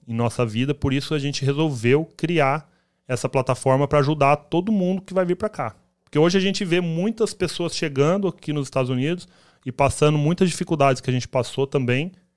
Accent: Campo Grande, Mato Grosso do Sul, Brazil; moved away as an adult; now in United States; a gente saiu lá de Campo Grande, Mato Grosso do ah, Sul

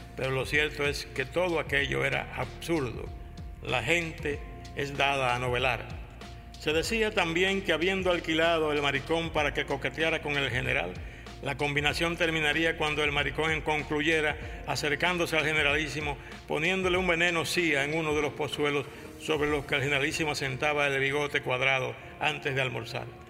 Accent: Santo Domingo, Distrito Nacional, Dominican Republic; nací en Santo Domingo en el año de 1936

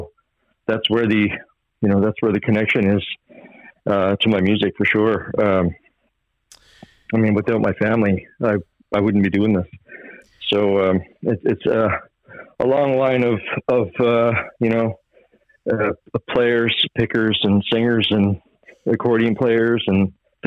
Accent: West Bay Centre, Newfoundland and Labrador, Canada; I grew up in West Bay Center, which is right across the bay from where I'm living right now, which is Fox Island River

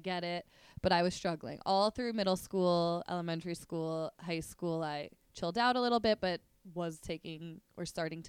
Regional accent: New Jersey, United States; now in New York, United States; I grew up in New Jersey. Dad grew up in Brooklyn. Mom grew up in Manhattan.

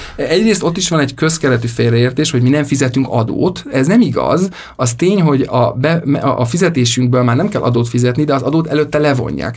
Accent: Budapest, Hungary; moved away as an adult; now in Brussels, Belgium; sokkal közelebb vagyok a, a szülővárosomhoz, a családomhoz itt Budapesten

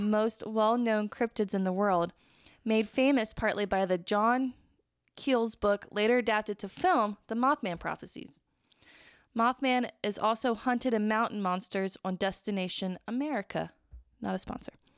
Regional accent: Midwest, United States; accent: plain Midwestern; we're from the Midwest

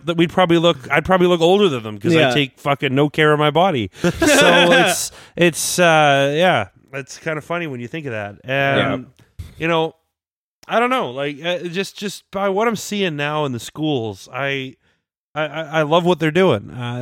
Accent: Ontario, Canada; born there; Well, I was born in Ontario.

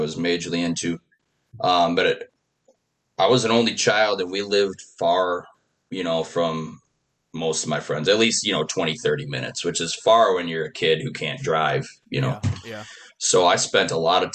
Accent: Sauk City, Wisconsin, United States; also born or lived in Spring Green, Wisconsin / Whitewater, Wisconsin / Oconomowoc, Wisconsin; now in Palmyra, United States; I grew up, I always say, from Sauk City

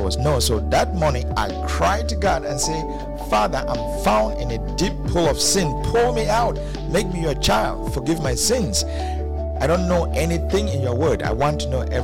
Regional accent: Cameroon; I grew up in Cameroon

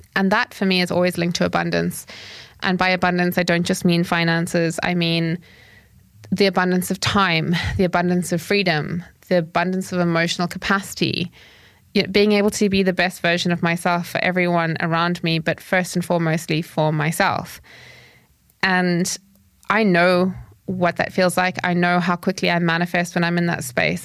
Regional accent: Zimbabwe; when I grew up, I grew up in Zimbabwe

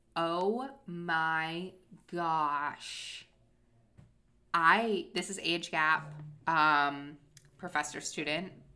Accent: Cape Cod, Massachusetts, United States; my hometown

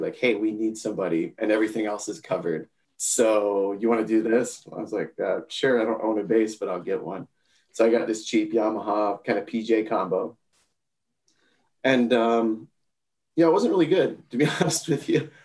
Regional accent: Palm Beach County, Florida, United States; I grew up in Palm Beach County, Florida

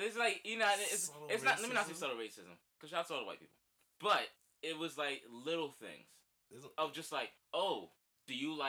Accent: New York City, New York, United States; moved away; also born or lived in New Jersey; I was from Crown Heights. I lived in Everfield.

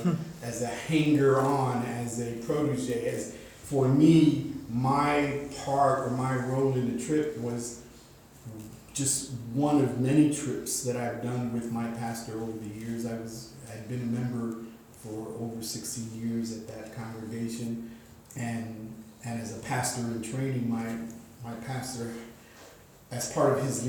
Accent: Chicago, Illinois, United States; moved away as an adult; now in Southeast Michigan, United States; I was born and raised in Chicago

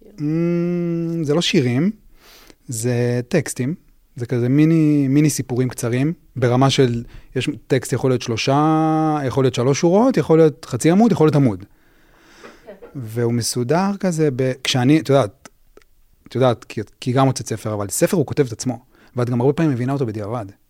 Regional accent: Even Yehuda, Central District, Israel; also born or lived in Tel Aviv; גדלתי באבן יהודה

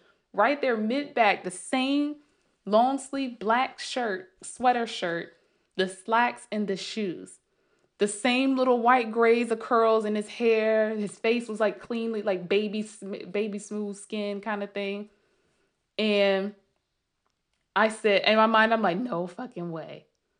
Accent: Sandy Springs, Georgia, United States; And luckily I had the pleasure of living here and growing up in Sandy Springs, Dunwoody.

